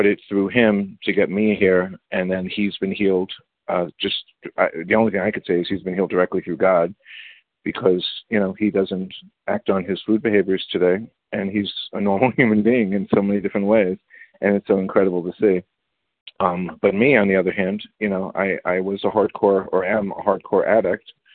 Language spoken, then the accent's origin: English; New York City, New York, United States; I grew up in the Bronx